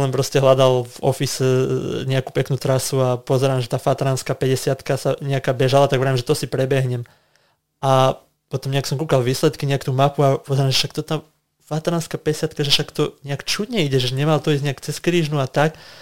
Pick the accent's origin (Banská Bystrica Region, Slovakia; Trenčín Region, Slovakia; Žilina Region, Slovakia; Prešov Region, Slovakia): Banská Bystrica Region, Slovakia; Lovčica; now in Bratislava, Slovakia; aj my doma sme mali, v podstate, že máme krávy, aj akože v Bratislave nie, ale v Lovčici mm-hmm. rodičia chovali kravy